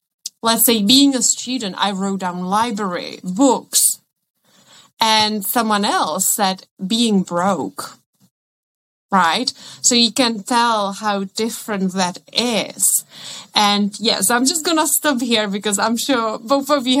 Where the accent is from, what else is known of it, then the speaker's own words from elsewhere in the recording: Czechia; first language Czech; English is a second language; moved away; I come from the Czech Republic and I studied at Prague